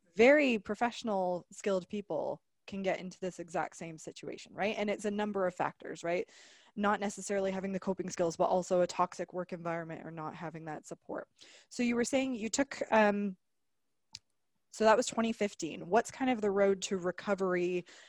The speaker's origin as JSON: {"language": "English", "region": "Alberta", "country": "Canada", "moved": "yes", "lives_now": "British Columbia, Canada", "said": "I'm originally from Alberta"}